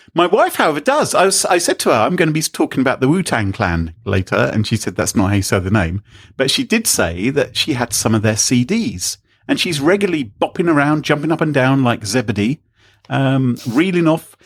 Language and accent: English; United Kingdom; we're British